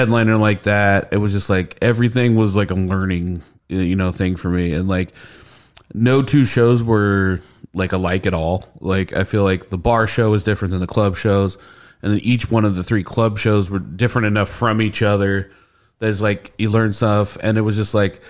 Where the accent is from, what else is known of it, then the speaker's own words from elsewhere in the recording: Indianapolis, Indiana, United States; I did grow up on the west side of Indianapolis